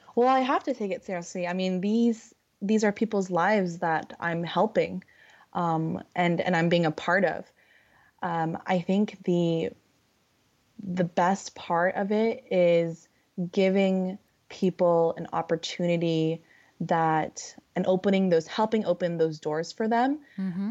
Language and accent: English; California, United States; I'm from California and I live by the beach